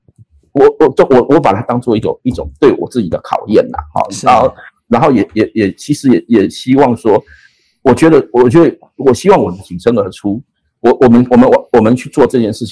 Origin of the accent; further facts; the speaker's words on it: Taiwan; 我从小在在这一片土地长大，那我的我的家人，我的父亲也都葬在葬在这块土地上。